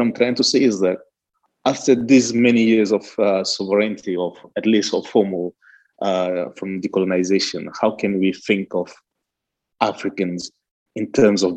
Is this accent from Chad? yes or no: yes; Chad; I'm from Chad